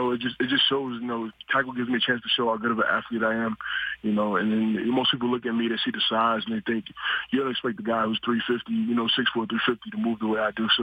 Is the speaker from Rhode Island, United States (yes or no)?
no; New York, United States; growing up in New York, we don't have a lot of football fields